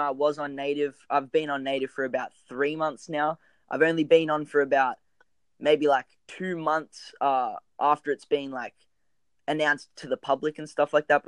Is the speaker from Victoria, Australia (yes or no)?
no; Sydney, New South Wales, Australia; I grew up in this little town called Manly